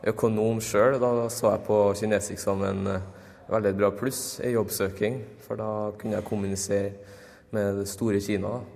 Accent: Norway; og jeg er nordmann.

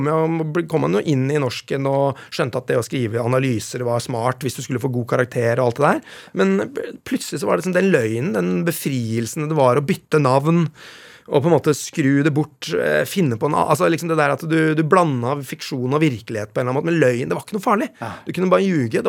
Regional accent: Vestfold, Norway; accent: Vestfold; Dialekta mi nå er jo helt ødelagt. Eh, den Vestfold-følelsen, a-endelsen

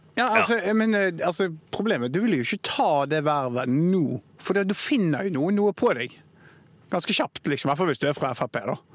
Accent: Bergen, Vestland, Norway; Spesielt som bergenser.

